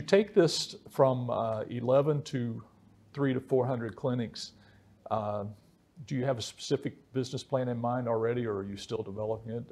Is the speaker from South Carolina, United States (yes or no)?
no; West Virginia, United States; where I grew up in West Virginia